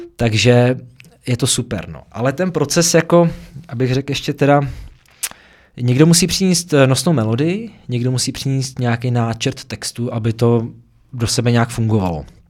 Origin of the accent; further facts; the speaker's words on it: Prague, Czechia; v těch horních Počernicích, odkud pocházím teda, tady v Praze